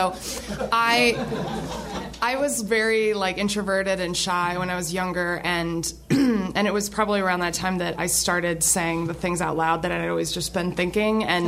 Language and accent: English; Kalamazoo, Michigan, United States; I grew up in Kalamazoo, Michigan